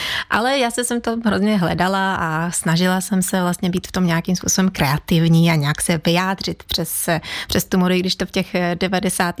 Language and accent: Czech; Ukraine; Czech is a second language; now in Czech Republic; kdyby náhodou to bylo slyšet v mém přízvuku, já jsem z Ukrajiny, pocházím z Ukrajiny v Čechách, žiju už teda 20 let